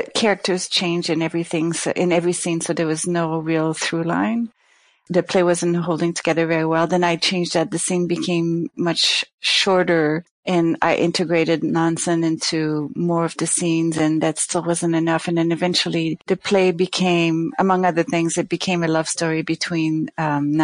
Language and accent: English; Canada; now in New York, United States; I'm from Canada, so I guess I'm used to a certain amount of cold, even though I hated it when I was there